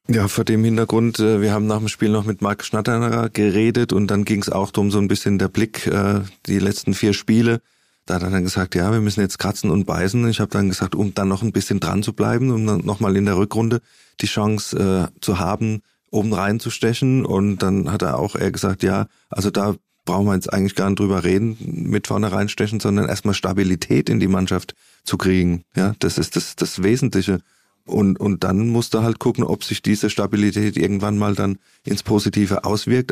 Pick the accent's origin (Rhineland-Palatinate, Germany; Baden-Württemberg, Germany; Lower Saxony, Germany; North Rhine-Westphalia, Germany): Baden-Württemberg, Germany; Mannheim; als, als Mannheimer, als Kurpfälzer